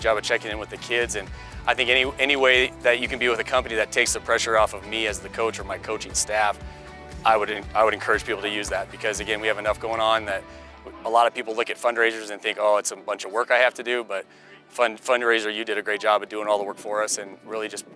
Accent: Colorado, United States; born and raised in Colorado

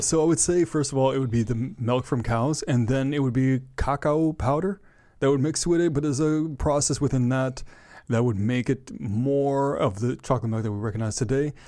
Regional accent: Ottawa, Ontario, Canada; I am from Ottawa, Ontario, Canada

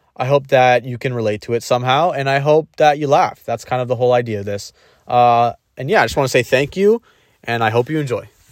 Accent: Ontario, Canada; I'm from Ontario, Canada.

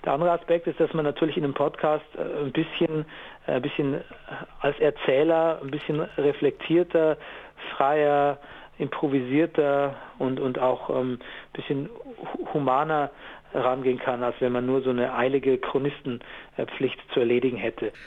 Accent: Gäuboden area, Lower Bavaria, Germany; ich komme ja aus Niederbayern, so Gäubodenbereich

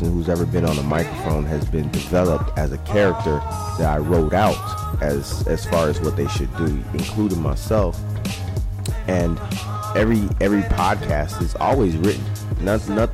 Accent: Miami, Florida, United States; now in Tampa Bay, United States; I'm a Florida boy. I'm from Miami, Florida, and I love Miami to death.

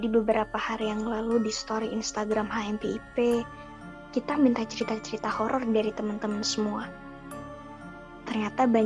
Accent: Banjarmasin, South Kalimantan, Indonesia; now in Bandung, Indonesia; Mahasiswa angkatan 2017 salah satu universitas yang ada di Bandung. Asalku dari Banjarmasin.

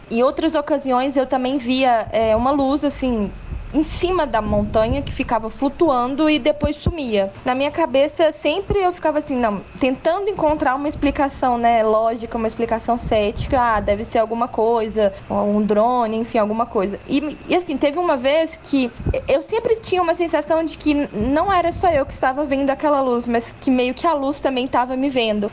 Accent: Belo Horizonte, Minas Gerais, Brazil; sou nascida e criada aqui em Belo Horizonte

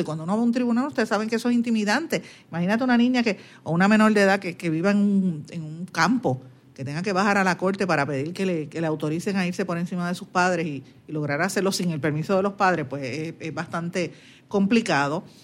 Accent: Puerto Rico; somos nosotros puertorriqueños y en lo que nosotros creemos

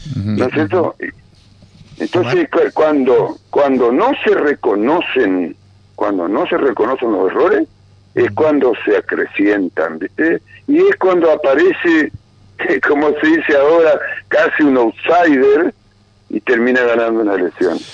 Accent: Paraná, Entre Ríos, Argentina; moved away; yo soy nativo de Paraná, o sea, que tengo familiares

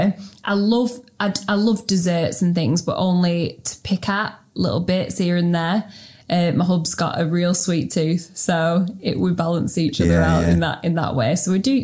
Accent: Preston, North West England, United Kingdom; also born or lived in Sheffield / Melbourne; I'm from Preston. Proud Preston.

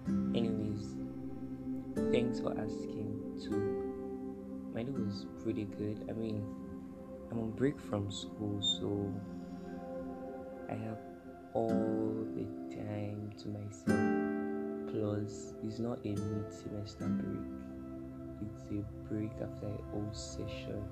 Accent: Kogi, Nigeria; I am from Kogi State, Kababunu local government to be specific, Kababunu local government, Kogi State, Nigeria

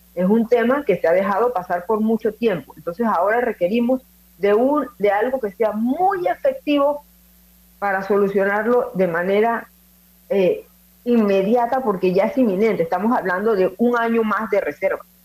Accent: Panama

